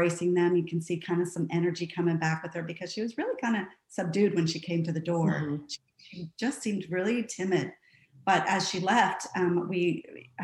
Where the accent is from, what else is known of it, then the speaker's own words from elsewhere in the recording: Santa Barbara, California, United States; moved away as an adult; I grew up in Santa Barbara, California, married my high school sweetheart, and have been traveling around the United States for the last 20 years